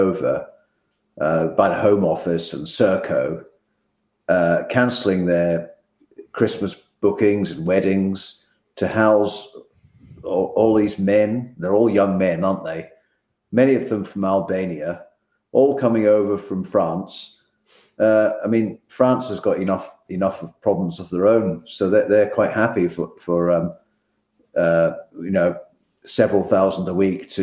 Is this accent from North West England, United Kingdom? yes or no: no; Scotland, United Kingdom; now in England; I was brought up in Scotland